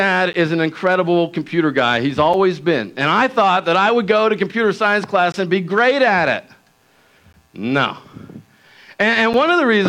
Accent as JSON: {"language": "English", "town": "Wilmington", "region": "Delaware", "country": "United States", "tie": "born or raised there", "said": "I grew up in Wilmington, Delaware"}